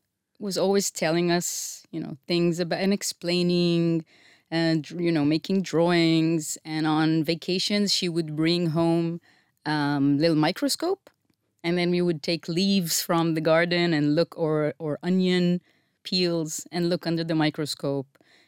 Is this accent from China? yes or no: no; Israel; Okay. I grew up in Estiona.